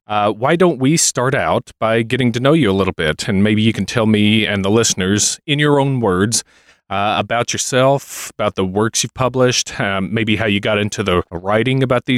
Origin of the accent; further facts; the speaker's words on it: Kentucky, United States; my home state of Kentucky